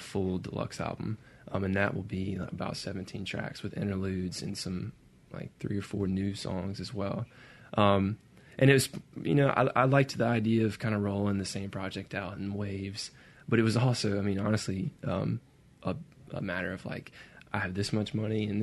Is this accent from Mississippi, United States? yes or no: yes; Brandon, Mississippi, United States; I grew up in Brandon, Mississippi